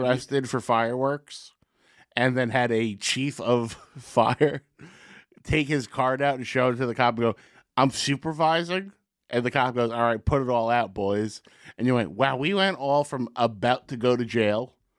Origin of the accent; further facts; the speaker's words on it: Secaucus, New Jersey, United States; growing up in Secaucus